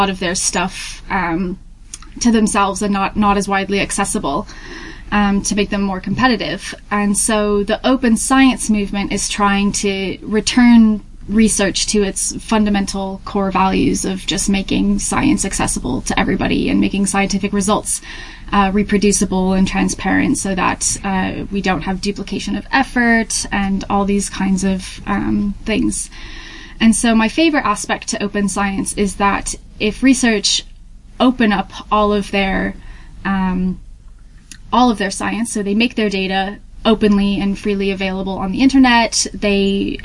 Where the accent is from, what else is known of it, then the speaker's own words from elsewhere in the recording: Hampton, New Hampshire, United States; moved away as an adult; also born or lived in Tennessee; now in Manchester, United Kingdom; I'm originally from Hampton, New Hampshire in the U.S.